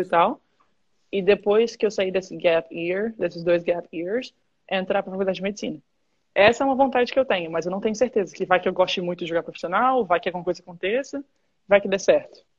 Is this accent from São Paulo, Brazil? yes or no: no; Vitória, Espírito Santo, Brazil; moved away as an adult; also born or lived in Michigan, United States; eu sou de Vitória, no Espírito Santo